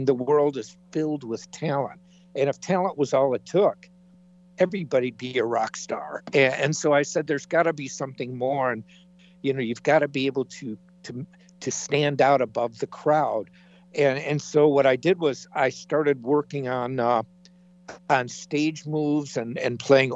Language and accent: English; Chicago, Illinois, United States; moved away as an adult; I'm from the Chicago area.